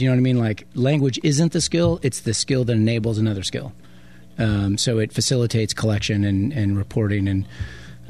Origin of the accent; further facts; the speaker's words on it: Modesto, California, United States; moved away as an adult; now in Tacoma, United States; I grew up in Modesto, California